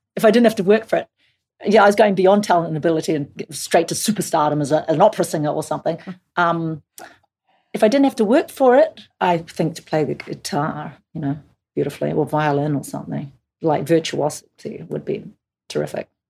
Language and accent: English; Auckland, New Zealand; moved away; let's make it in my hometown because I'm excited to bring people to Auckland